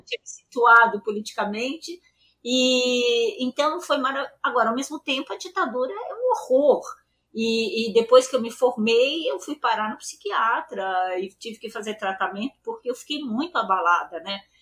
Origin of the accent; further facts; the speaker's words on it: São Paulo, Brazil; eu nasci em São Paulo, né? Eu nasci no bairro uhum. do Paraíso e eu nasci em 48 e eu fiz escola pública.